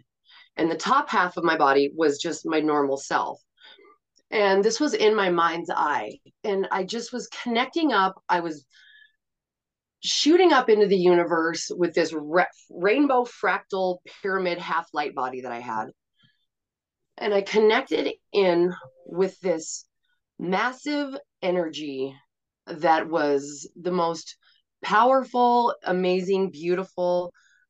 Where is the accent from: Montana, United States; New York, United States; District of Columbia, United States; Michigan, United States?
Montana, United States; also born or lived in Portland; I live in Montana, and I grew up in Montana